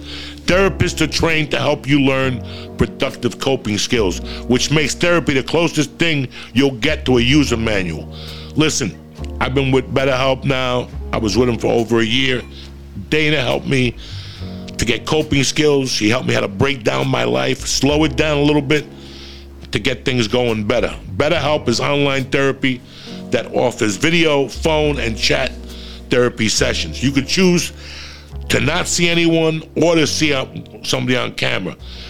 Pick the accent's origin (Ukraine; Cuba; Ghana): Cuba; But he asked me, where are you from? Are you Italian? I go, no, I'm Cuban.